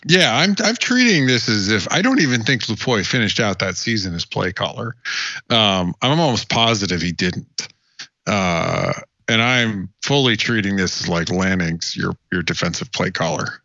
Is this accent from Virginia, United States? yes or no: no; Wyoming, United States; I grew up in Wyoming